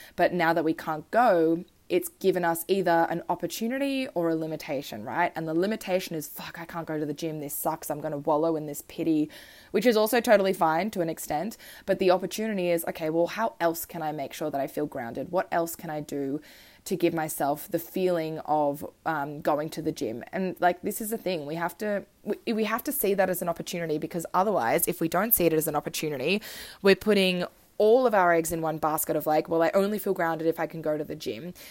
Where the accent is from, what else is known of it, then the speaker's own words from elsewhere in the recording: Australia; also born or lived in Switzerland; I moved to Australia when I was three. I was born in Switzerland and love my Swiss roots.